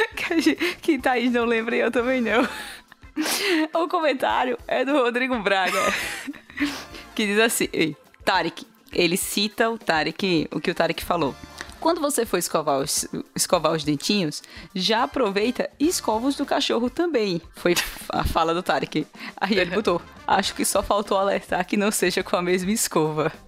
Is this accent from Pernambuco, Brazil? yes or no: yes; Recife, Pernambuco, Brazil; Eu sou de Recife